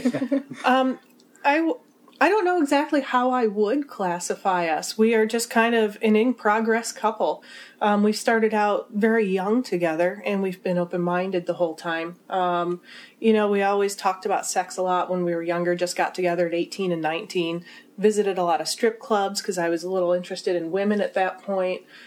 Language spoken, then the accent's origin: English; Midwest, United States; we're from the Midwest.